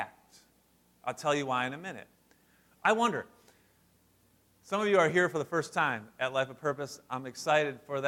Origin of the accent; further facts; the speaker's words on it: West Branch, Michigan, United States; also born or lived in St. Clair Shores, Michigan; this was my life growing up in West Branch